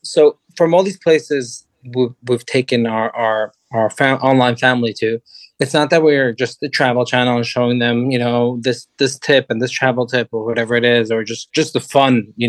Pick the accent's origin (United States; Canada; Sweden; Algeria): Sweden; I'm from Sweden.